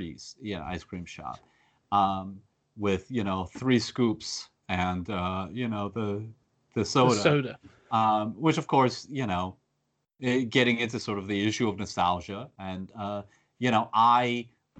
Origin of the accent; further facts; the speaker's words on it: United States; as an American who grew up in a small town